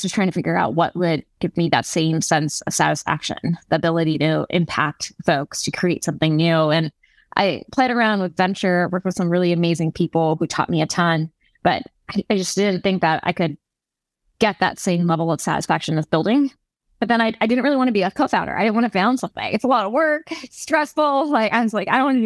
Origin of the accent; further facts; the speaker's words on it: California, United States; also born or lived in New York; I'm from California